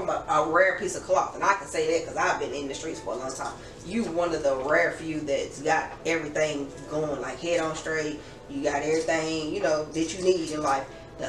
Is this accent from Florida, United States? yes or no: no; Gallatin, Tennessee, United States; I'm from Gallatin.